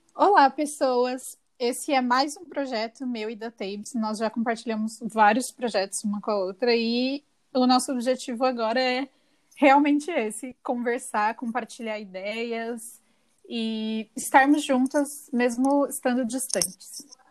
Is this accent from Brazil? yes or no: yes; São Paulo, Brazil; also born or lived in São José do Rio Preto; Eu nasci aqui em São Paulo, no momento eu estou em São Paulo